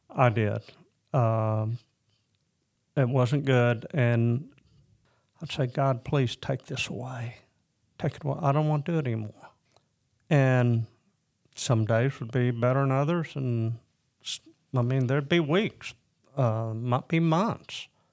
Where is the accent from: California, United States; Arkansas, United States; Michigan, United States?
Arkansas, United States; Lincoln; also born or lived in Decatur, Illinois / Springdale, Arkansas / Florida / Ozark, Arkansas; So the majority of my time was spent being raised in Lincoln, Arkansas.